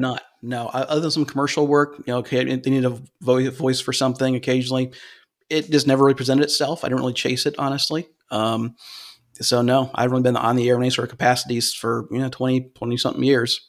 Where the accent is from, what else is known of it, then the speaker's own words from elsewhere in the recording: Cleveland, Ohio, United States; moved away; originally from, originally from Cleveland, Ohio